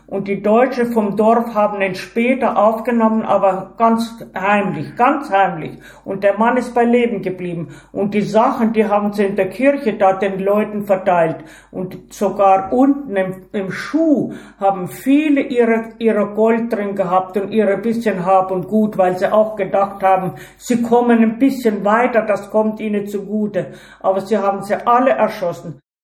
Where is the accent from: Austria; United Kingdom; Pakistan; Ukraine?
Ukraine; moved away; also born or lived in Tajikistan; Bei uns in der Ukraine, in Baranow